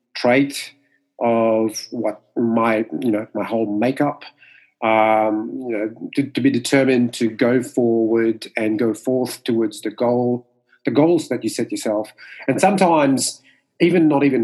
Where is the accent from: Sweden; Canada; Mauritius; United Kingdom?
Mauritius; first language Mauritian Creole; English is a second language; moved away as an adult; now in Sydney, Australia; English is my second language. Growing up in Mauritius, we speak more French and Creole, which is our native tongue